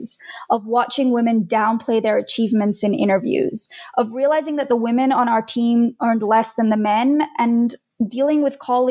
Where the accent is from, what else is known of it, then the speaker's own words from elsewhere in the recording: Australia; moved away as an adult; also born or lived in India; now in United States; We moved from India to Australia when I was 9